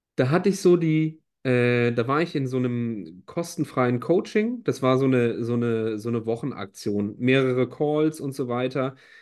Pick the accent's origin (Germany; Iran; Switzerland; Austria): Germany; Rhineland; als Rheinländer